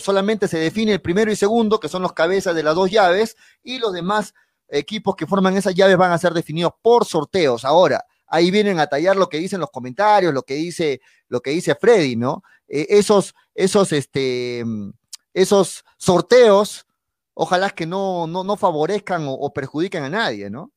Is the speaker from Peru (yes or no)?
yes; Arequipa, Peru; soy arequipeño